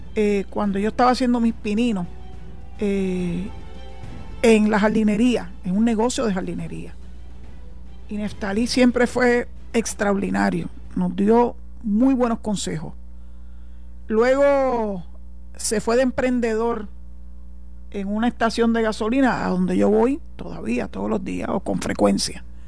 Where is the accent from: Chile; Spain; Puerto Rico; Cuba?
Puerto Rico; Soy boricua, tengo la mancha de plátano, soy de aquí y Dios mediante espero morir aquí